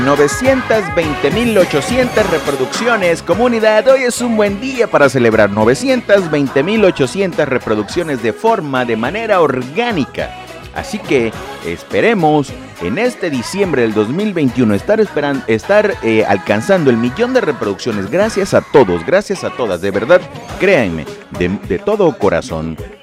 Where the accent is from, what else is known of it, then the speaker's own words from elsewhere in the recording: Lerdo de Tejada, Veracruz, Mexico; moved away; estamos grabando desde Ciudad Lerdo de Tejada, Veracruz, México, mi tierra natal